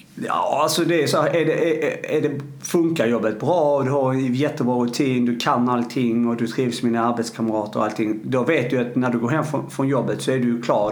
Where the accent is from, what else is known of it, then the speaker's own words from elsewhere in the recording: Arlöv, Skåne, Sweden; nere i, i, i uh, eh, Arlöv då, där jag kommer ifrån